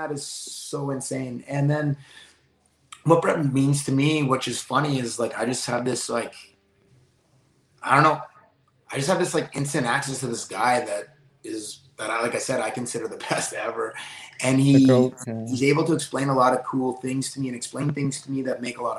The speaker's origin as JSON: {"language": "English", "country": "Canada", "said": "us Canadians"}